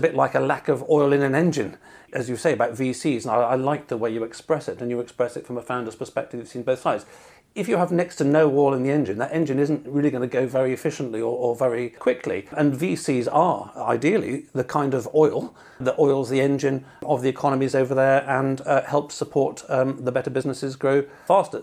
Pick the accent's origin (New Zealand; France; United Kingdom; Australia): United Kingdom; England; being English